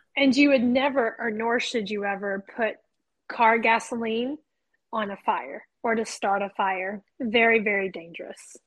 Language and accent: English; the South, United States; I'm from the South